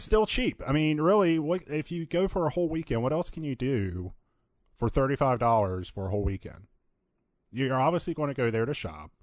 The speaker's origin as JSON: {"language": "English", "region": "Virginia", "country": "United States", "moved": "as an adult", "lives_now": "Phoenix, United States", "said": "I'm originally from Virginia, been here for about two and a half years now."}